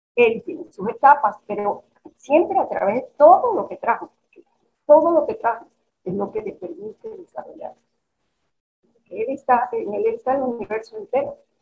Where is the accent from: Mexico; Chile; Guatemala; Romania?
Mexico; moved away; also born or lived in Caracas, Venezuela; yo en mi infancia en México